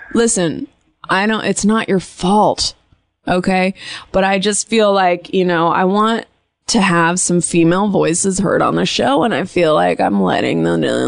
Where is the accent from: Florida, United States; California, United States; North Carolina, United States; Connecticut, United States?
California, United States; Bay Area; now in Los Angeles, United States; It's my hometown.